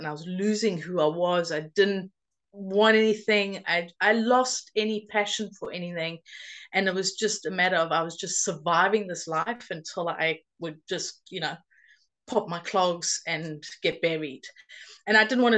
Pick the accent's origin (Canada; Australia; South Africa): South Africa; now in United Kingdom; I grew up in South Africa, but I've been living in the UK for 22 and a half years now